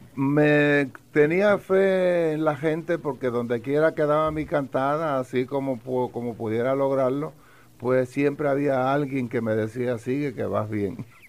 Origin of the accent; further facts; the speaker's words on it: Villalba, Puerto Rico; De Villalba